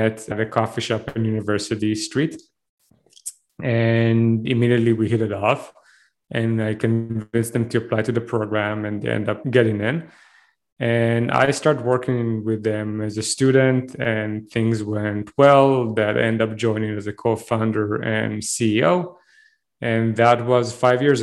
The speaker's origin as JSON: {"language": "English", "country": "Israel", "tie": "born or raised there", "accent": "thick Israeli accent", "moved": "as an adult", "lives_now": "Canada", "said": "I'm originally from Israel. I was enlisted to the army when I was 18"}